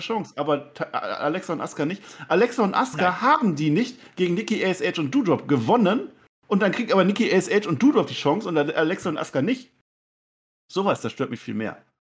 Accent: Münsterland, North Rhine-Westphalia, Germany; Ich komme aus dem Münsterland, weißt du, da isst man Grünkohl

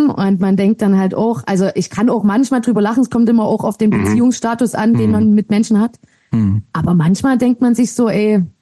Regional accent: Germany; born there; Ich bin in Deutschland mhm. geboren.

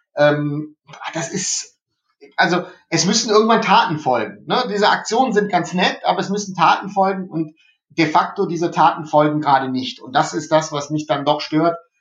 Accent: Germany; also born or lived in Remscheid; bei uns in Deutschland

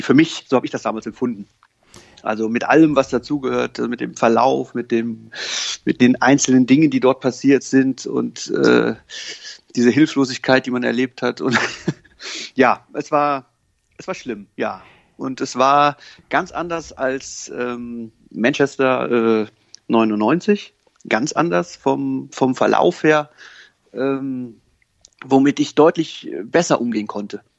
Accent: Koblenz, Rhineland-Palatinate, Germany; moved away; ich komme ja aus Koblenz ursprünglich

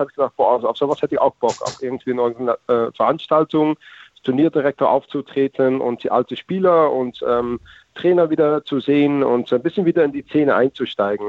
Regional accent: Netherlands; als Holländer

